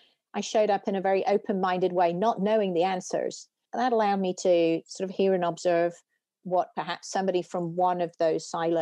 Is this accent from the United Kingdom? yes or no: yes; United Kingdom; moved away as an adult; now in United States; you can tell from my accent, I didn't grow up in the US, I grew up in the UK